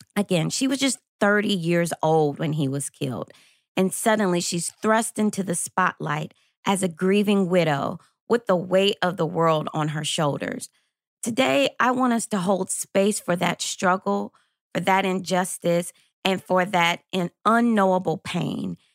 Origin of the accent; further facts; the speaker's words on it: Lexington, Kentucky, United States; I was a senior high school student growing up in Lexington, Kentucky